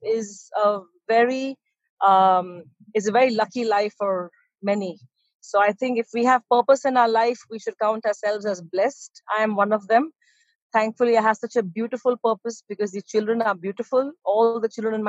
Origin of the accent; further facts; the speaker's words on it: Abu Dhabi, United Arab Emirates; also born or lived in United Kingdom; I'm born in UAE, Abu Dhabi that is, not Dubai, just to correct you, Abu Dhabi, UAE, this country is very close to my heart and I am from here because I'm born here